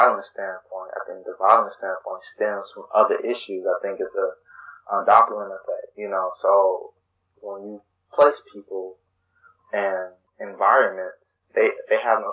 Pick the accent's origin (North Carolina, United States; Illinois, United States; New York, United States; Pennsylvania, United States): Illinois, United States; Chicago; I grew up on the South Side